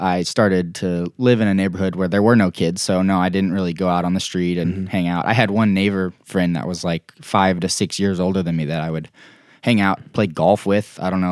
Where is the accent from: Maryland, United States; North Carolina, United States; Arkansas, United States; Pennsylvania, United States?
Arkansas, United States; Greenwood; also born or lived in Tulsa, Oklahoma / Broken Arrow, Oklahoma; we lived there in Broken Arrow, Oklahoma, right by Tulsa, until I was in first grade when I moved to Greenwood, Arkansas